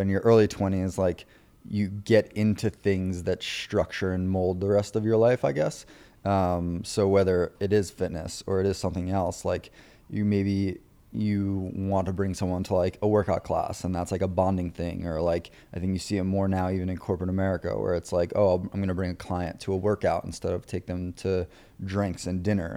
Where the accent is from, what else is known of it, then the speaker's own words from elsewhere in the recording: Long Island, New York, United States; I was raised on Long Island, uh, grew up on Long Island